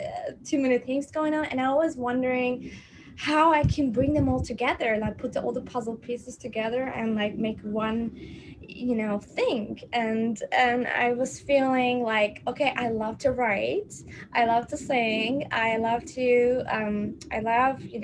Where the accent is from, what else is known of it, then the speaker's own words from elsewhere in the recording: Turkey; it wasn't very supportive environment the way I was born in Turkey